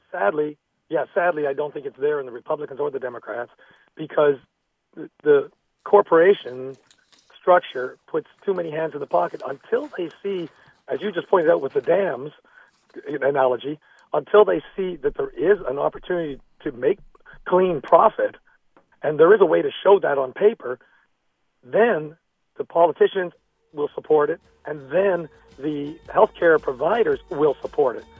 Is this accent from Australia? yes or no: no; Canada; now in Camarillo, United States; I grew up in Canada